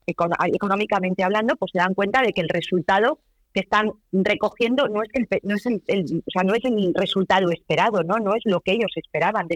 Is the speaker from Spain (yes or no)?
yes; Cantabria, Spain; como cántabras que somos